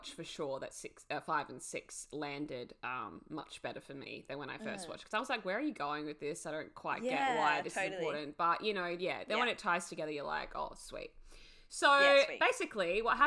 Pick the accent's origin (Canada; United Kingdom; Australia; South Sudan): Australia; we're Australian